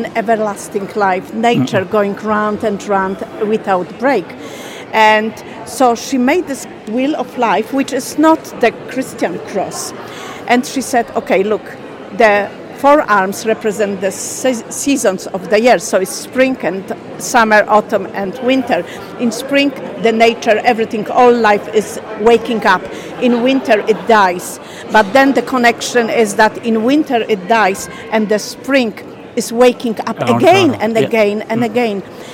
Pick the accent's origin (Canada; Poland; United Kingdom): Poland; now in Ireland; I'm originally from Poland.